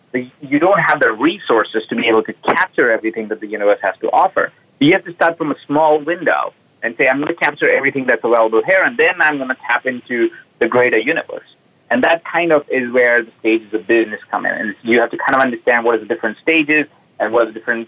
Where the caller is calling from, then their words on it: Los Angeles, California, United States; I'm calling in from Los Angeles. I live in Los Angeles now. When we met, I was traveling around the world.